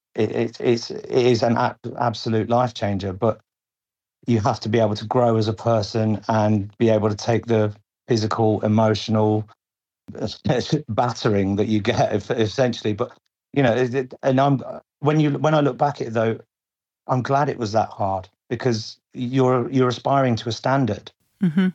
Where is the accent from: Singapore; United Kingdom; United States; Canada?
United Kingdom; Lincolnshire, East Midlands; I'm from uh, Lincolnshire, mm-hmm. very sort of rural area, quiet, sleepy town.